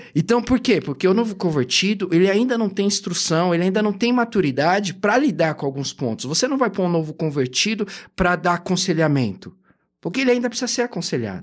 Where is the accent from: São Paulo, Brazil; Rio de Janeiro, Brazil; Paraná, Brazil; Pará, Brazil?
São Paulo, Brazil; Eu originalmente sou da Zona Leste, a vida inteira fui ali de Itaquera